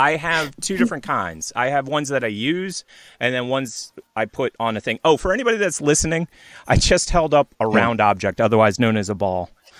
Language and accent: English; United States; We're American, and I even though I have a horrible story, I want you to have a gun. Like that's being an American.